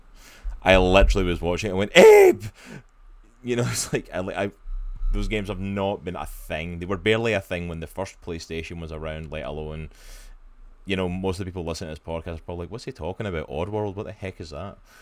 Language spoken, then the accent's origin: English; Scotland, United Kingdom; now in United States; I'm Scottish